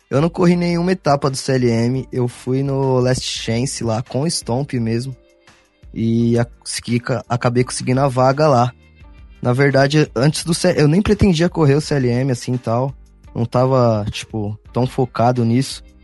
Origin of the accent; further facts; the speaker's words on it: São Paulo, Brazil; sou aqui do, do, de São Paulo, sou do, do Ipiranga.